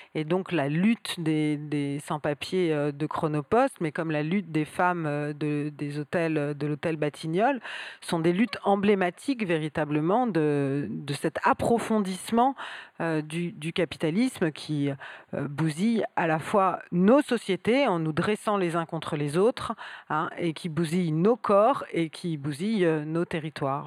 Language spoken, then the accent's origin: French; southern Seine-et-Marne, Île-de-France, France; je viens du sud de la Seine-et-Marne